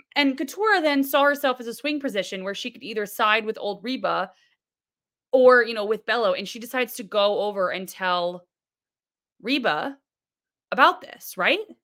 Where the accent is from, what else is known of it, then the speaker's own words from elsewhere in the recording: Florida, United States; now in New York, United States; I'm from Florida